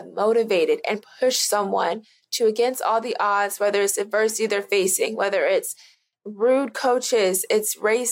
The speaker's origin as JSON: {"language": "English", "region": "Florida", "country": "United States", "said": "I'm from Florida"}